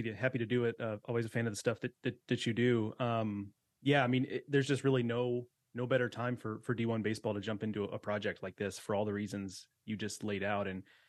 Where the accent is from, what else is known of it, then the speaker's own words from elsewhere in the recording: Houston, Texas, United States; I grew up in Houston, came of age in the late 90s and early 2000s